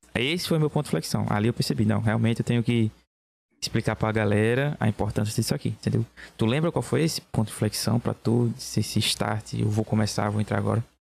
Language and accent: Portuguese; Belo Jardim, Pernambuco, Brazil; Eu sou de Belo Jardim, Pernambuco.